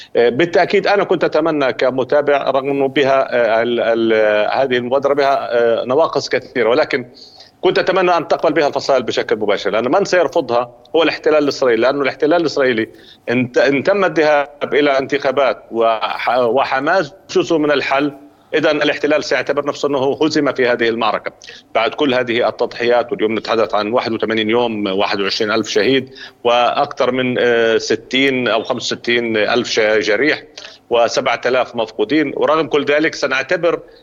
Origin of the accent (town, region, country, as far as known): Palestine